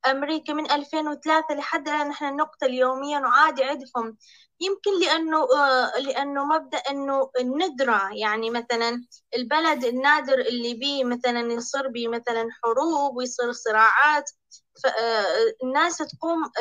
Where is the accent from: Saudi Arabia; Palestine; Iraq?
Iraq; انا من العراق